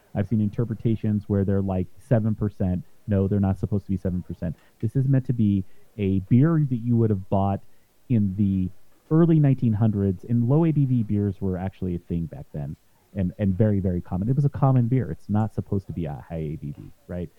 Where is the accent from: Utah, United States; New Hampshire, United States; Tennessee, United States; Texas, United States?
Utah, United States; now in Jefferson County, Colorado, United States; I'm from Utah um, originally